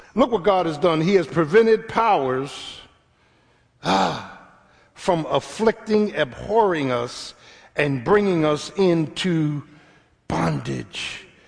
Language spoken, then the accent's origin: English; Philadelphia, Pennsylvania, United States; I'm from Philly, man.